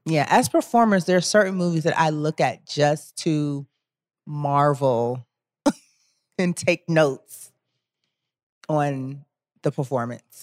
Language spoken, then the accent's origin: English; Cleveland, Ohio, United States; moved away; also born or lived in Washington, D.C.; I grew up in the Midwest and it was, like, always snowing in Cleveland.